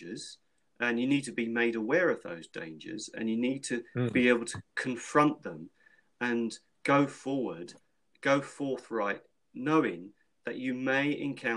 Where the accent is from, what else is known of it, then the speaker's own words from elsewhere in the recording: London, United Kingdom; growing up in London when I was a child, you had to be streetwise